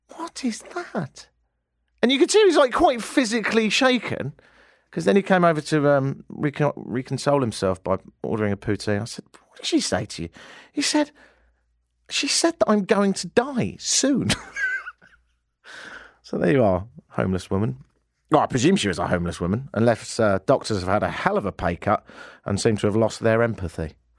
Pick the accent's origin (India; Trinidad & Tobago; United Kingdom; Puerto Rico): United Kingdom; now in Canada; I'm British, so I have to be shocked by everything